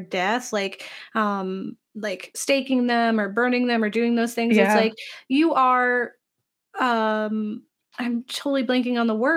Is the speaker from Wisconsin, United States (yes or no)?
no; Florida, United States; when I grew up in the South, in Florida, there we had this really small church that we attended